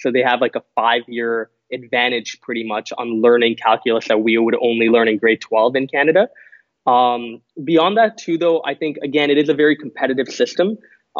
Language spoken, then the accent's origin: English; Singapore; competed at two world tournaments, one in Thailand, the second in Singapore, where I went back to my home country. And get this, I lost in the grand final against Singapore. So I lost to my home country in my home country in 2015.